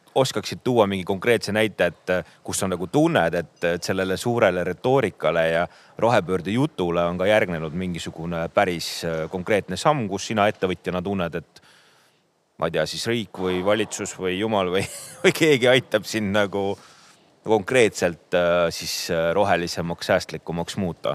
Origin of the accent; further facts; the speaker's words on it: Põlva County, Estonia; mina olen sealt Põlvamaalt